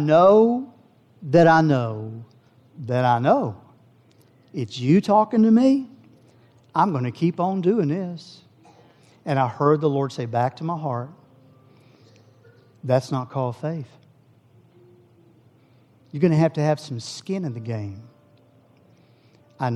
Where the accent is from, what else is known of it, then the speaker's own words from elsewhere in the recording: Howe, Texas, United States; I grew up in Howe. My family raised us in Howe, Texas, next little town